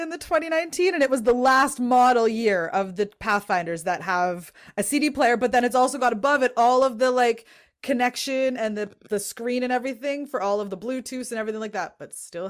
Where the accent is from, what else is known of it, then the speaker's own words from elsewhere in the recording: Canada; me being the Canadian in amongst a lot of Americans